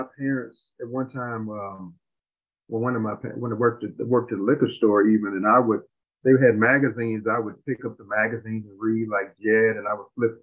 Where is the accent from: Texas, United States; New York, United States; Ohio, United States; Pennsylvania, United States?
Texas, United States; Houston; also born or lived in Missouri City, Texas; growing up in Houston, we were the middle class area growing up